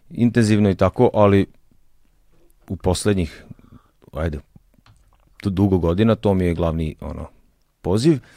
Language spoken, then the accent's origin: Croatian; Zrenjanin, Vojvodina, Serbia; moved away; ja sam iz Renjanina